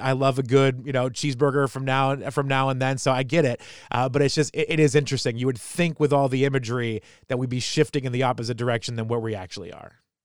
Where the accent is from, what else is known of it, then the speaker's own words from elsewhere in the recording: New Hampshire, United States; I'm a kid from New Hampshire